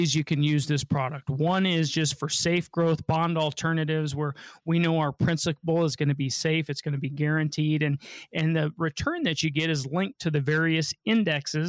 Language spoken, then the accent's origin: English; Denver, Colorado, United States; I was born and raised here in Denver, Colorado